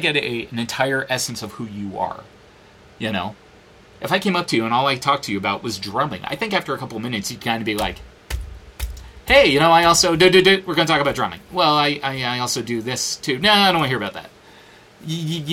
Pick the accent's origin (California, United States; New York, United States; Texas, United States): New York, United States; now in Phoenix, United States; I'm from New York. It's a great place.